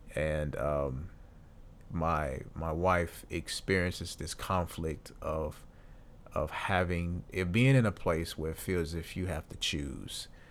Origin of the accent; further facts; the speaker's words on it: Deep South, United States; we basically live in the deep south, but we, we've, I've lived here my entire life